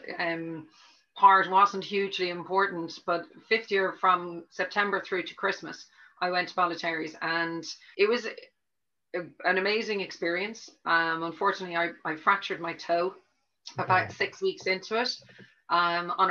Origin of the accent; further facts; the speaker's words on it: Dublin, Leinster, Ireland; now in Cork, Ireland; I grew up in Dublin, which I hope you can tell from the accent, it's not completely Cork yet